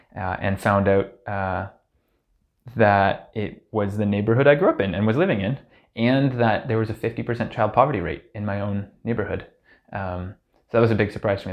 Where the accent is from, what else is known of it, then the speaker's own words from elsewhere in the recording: Hamilton, Ontario, Canada; I grew up in Hamilton, uh, the oldest of four siblings, uh, all of whom are still in Hamilton